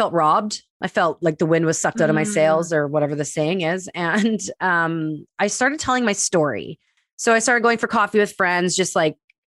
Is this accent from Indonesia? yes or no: no; Winnipeg, Manitoba, Canada; I grew up in the Jewish community of Winnipeg